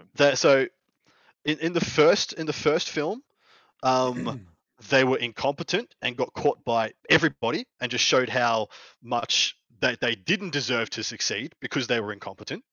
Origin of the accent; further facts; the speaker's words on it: Victoria, Australia; there's only one Victorian in attendance, which is the, my home state